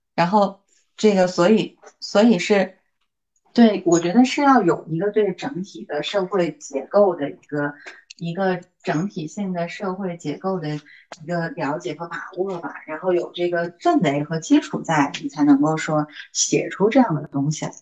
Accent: China; 我们大陆的

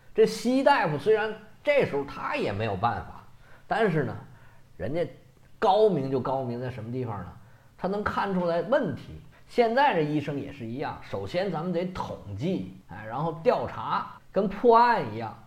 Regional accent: China; 我们中国人十四亿人

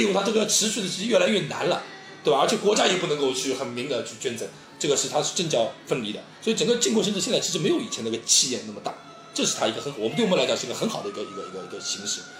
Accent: China; 我们我们就我们中国人很很敏感

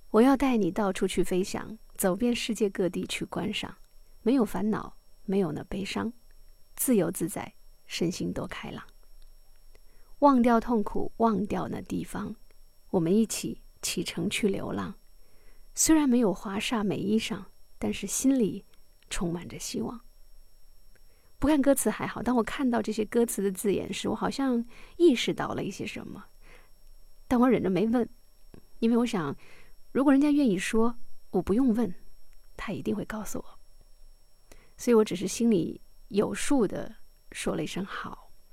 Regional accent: Jiangnan, China; 我们俩都来自江南，我们都服务于同一位雇主

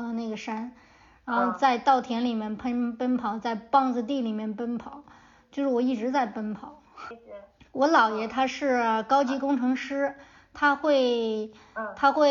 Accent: China; 我从我小的时候在野山坡长大，就是呃那种破败的长城，破败的长城脚底下长大。

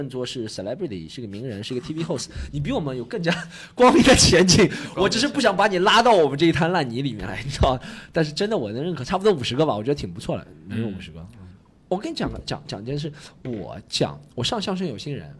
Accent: Shanghai, China; 就是把我们上海人都讲成那样子了的。

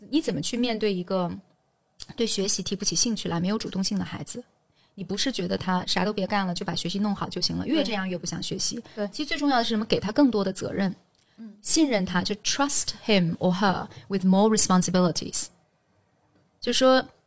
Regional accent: Jiangsu, China; accent: Jiangsu dialect; moved away; 我回老家的时候，我能用江苏土话跟我外婆唠嗑儿

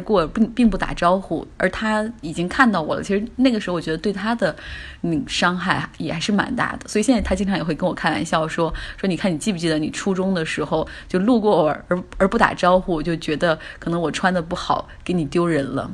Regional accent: China; moved away as an adult; 用我们中国人的话说手头很紧

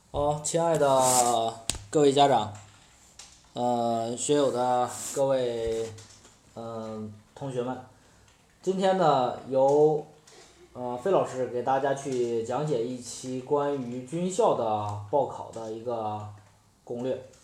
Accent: Henan, China; 我们河南的同学

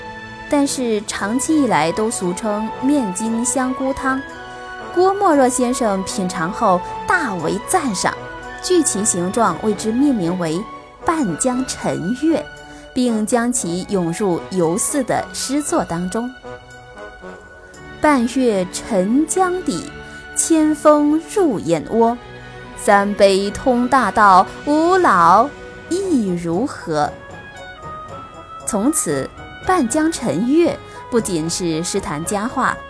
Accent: Fujian, China; 身为闽南人，厦门吸引着我追逐的脚步。

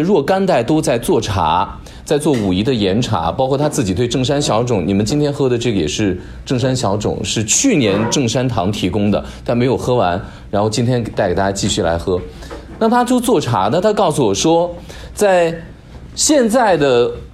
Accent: Shaanxi, China; 说到我老家，因为我我是陕西人

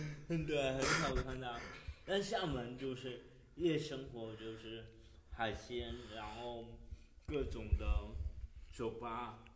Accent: Zhangzhou, Fujian, China; 应该说，整个福建、整个闽南，闽南人还是挺会弄吃的。我我老家是在漳州嘛

